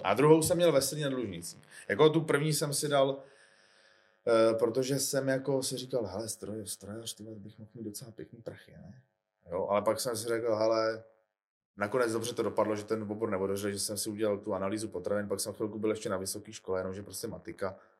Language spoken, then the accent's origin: Czech; Czechia; jako Češi